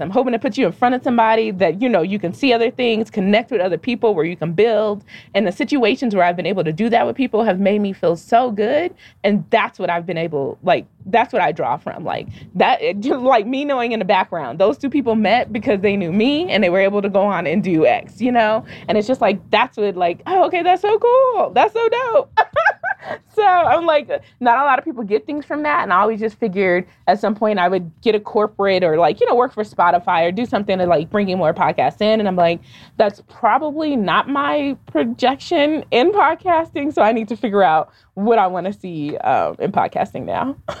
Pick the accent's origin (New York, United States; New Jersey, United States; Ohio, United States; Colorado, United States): Colorado, United States; Denver; growing up in Denver